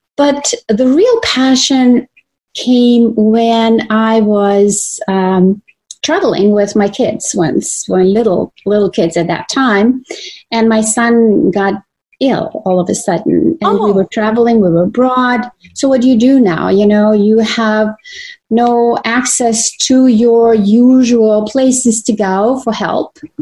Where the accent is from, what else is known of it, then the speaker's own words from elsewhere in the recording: Croatia; moved away; I was born in Croatia, so I'm a native Croatian um, woman that has been raised my in my early years by my maternal grandparents in the country on a farm